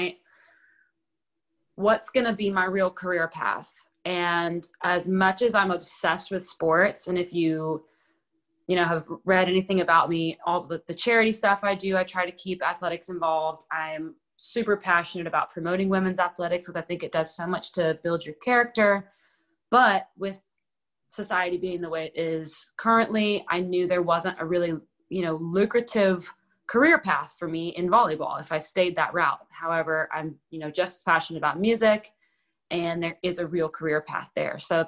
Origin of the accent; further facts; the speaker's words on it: Houston, Texas, United States; now in Nashville, United States; I grew up rooting for in Houston